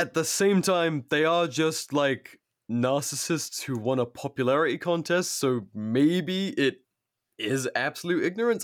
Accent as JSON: {"language": "English", "country": "United States", "said": "as an American"}